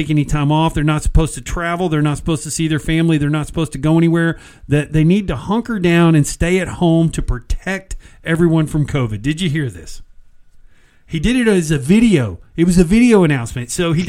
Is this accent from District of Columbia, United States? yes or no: no; Texas, United States; we're from Texas, and being in Texas, we tend to be conservative and we bleed red.